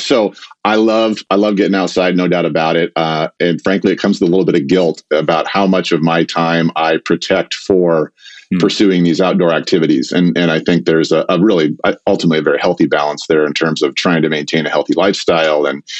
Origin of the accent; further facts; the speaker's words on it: Medford, Oregon, United States; also born or lived in Pacific Northwest; as a kid growing up in Southern Oregon